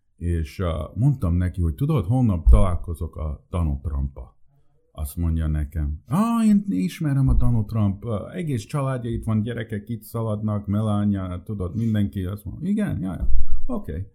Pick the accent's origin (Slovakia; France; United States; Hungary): United States; first language Hungarian; Én, én, én, én, én születtem Amerikába, és um, nagyon furcsa volt, mert én először magyarul beszéltem csak.